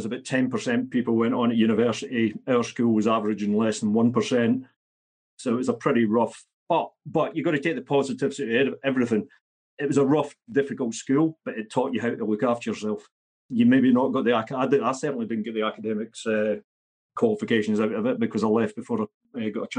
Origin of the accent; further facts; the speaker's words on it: central belt of Scotland, United Kingdom; I grew up not where I am in Scotland at the moment, a working class central belt of Scotland